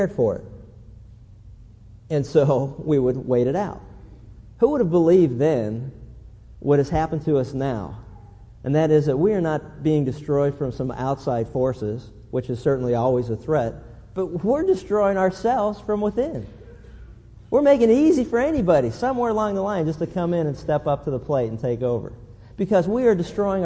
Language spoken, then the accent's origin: English; Pennsylvania, United States; as a kid growing up in Pennsylvania